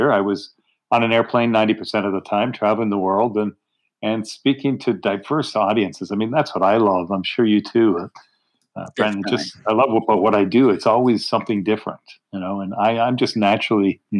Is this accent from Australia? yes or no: no; Canada; now in Pittsburgh, United States; I'm a Canadian